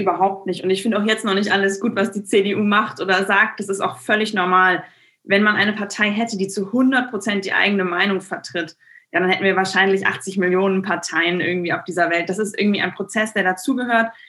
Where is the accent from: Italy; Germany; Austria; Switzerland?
Germany; Bremen West; Ich kandidiere ja für den Bundestag, hier für meine Heimat, für den Bremer Westen, Bremen Nord und Bremerhaven